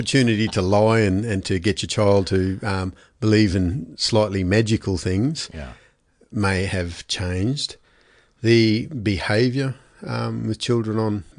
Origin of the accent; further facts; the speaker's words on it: Brisbane, Queensland, Australia; No, I was kind of grew up in Brisbane. Dad was a policeman, so he shifted every 2 to 3 years. We grew up initially in Brisbane, then North Queensland, and including a couple of years in an Aboriginal reserve